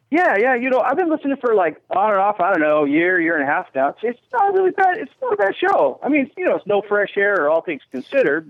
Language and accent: English; New Jersey, United States; I was just a kid from Jersey